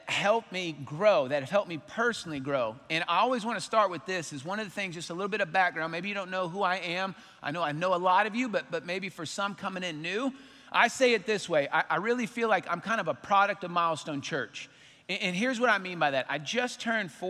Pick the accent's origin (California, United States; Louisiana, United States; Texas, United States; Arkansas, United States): Texas, United States; Arlington; I grew up in Arlington.